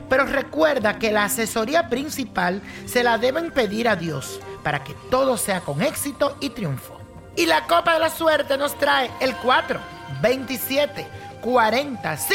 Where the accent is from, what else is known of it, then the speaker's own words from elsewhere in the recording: Mexico; moved away; hace 19 años me vine a vivir acá. Yo soy de México y desde entonces no he vuelto a ver a mi familia